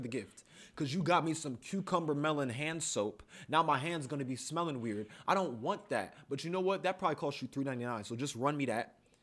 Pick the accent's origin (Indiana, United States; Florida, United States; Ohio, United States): Ohio, United States; Columbus; As black men born and raised in Columbus, Ohio